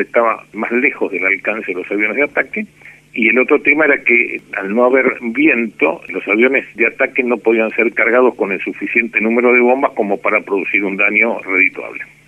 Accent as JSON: {"language": "Spanish", "region": "Buenos Aires", "country": "Argentina", "said": "Yo de la ciudad de Buenos Aires. Soy porteño y sigo viviendo en Buenos Aires."}